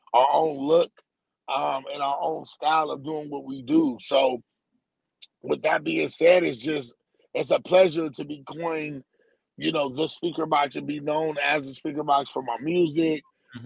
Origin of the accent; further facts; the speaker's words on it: San Diego, California, United States; I'm from San Diego, California